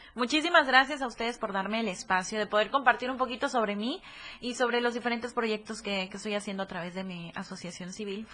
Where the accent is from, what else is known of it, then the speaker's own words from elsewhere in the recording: Tapachula, Chiapas, Mexico; moved away as an adult; also born or lived in Tuxtla Gutiérrez; now in Puebla, Mexico; yo nací en Tuxtla Gutiérrez, mi, mi papá y toda su familia es de aquí de Tuxtla, mi mamá es de Tapachula